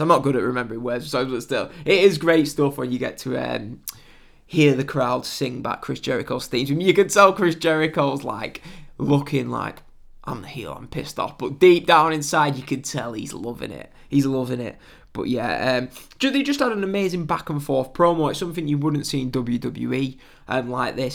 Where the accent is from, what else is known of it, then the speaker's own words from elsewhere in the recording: England, United Kingdom; I'm, I'm British, English